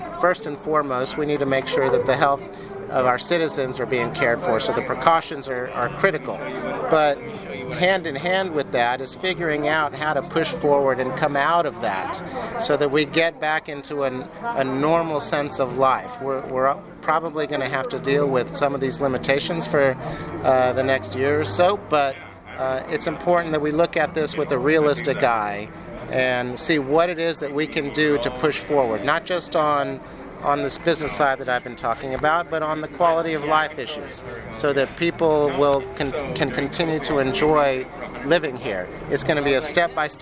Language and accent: English; McAllen, Texas, United States; I grew up in McAllen